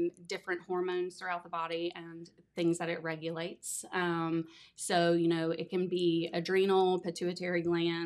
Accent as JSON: {"language": "English", "town": "Minford", "region": "Ohio", "country": "United States", "said": "I'm from Minford, Ohio"}